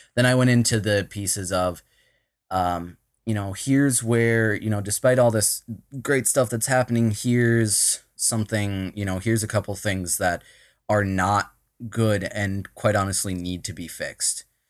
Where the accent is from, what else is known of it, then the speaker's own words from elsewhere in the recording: Minnesota, United States; I'm from Minnesota, all right? If you couldn't tell by the way I just said Minnesota